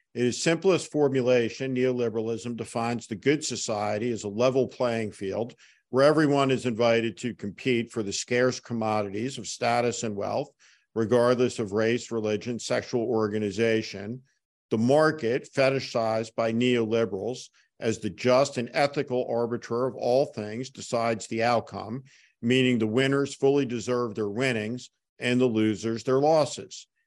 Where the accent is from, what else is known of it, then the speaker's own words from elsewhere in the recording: North Plainfield, New Jersey, United States; I grew up in North Plainfield, New Jersey, uh, like Chris in the tri-state area